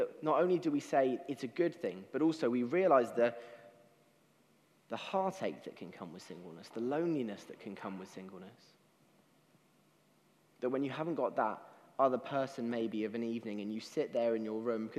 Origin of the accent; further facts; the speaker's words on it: United Kingdom; as British people